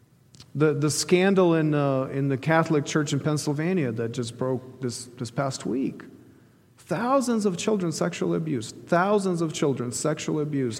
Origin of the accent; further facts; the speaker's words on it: Ukraine; moved away; the eastern part of Ukraine, where that's my home country